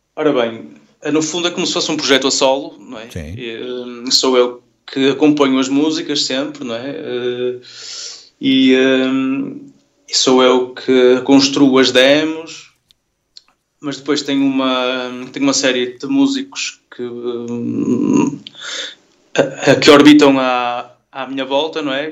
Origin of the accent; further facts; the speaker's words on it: Vila Nova de Gaia, Norte, Portugal; moved away as an adult; now in Porto, Portugal; eu nasci em Gaia